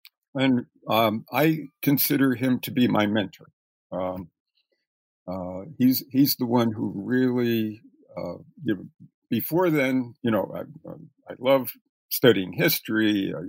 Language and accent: English; Reading, Pennsylvania, United States; I grew up in Reading, Pennsylvania